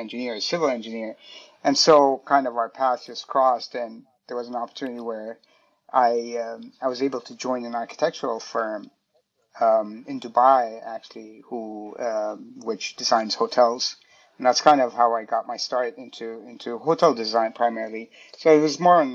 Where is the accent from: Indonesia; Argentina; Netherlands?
Indonesia; also born or lived in Switzerland; now in New York, United States; I grew up in Indonesia.